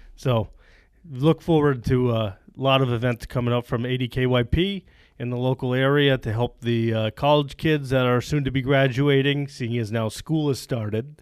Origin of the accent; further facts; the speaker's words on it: Plattsburgh, New York, United States; I grew up in the Plattsburgh area on a dairy farm.